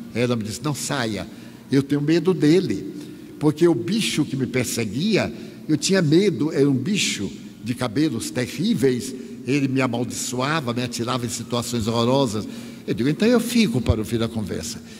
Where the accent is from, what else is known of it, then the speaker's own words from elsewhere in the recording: Bahia, Brazil; eu sou baiano